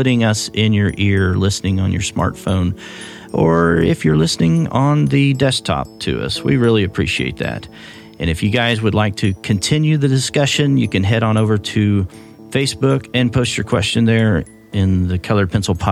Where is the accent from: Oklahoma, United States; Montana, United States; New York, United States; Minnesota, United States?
Oklahoma, United States; accent: Oklahoma; my Oklahoma accent